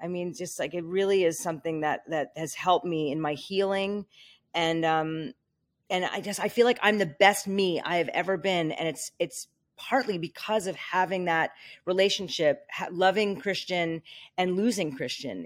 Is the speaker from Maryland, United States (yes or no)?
no; New York, United States; moved away as an adult; now in Malibu, United States; I'm from New York. I'm a New Yorker through and through